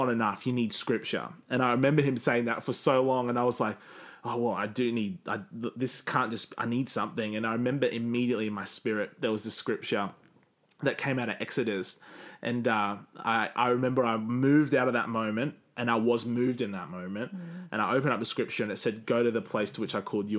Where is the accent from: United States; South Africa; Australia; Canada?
Australia; Cairns, Queensland; moved away; when I go back to Cairns, people mock me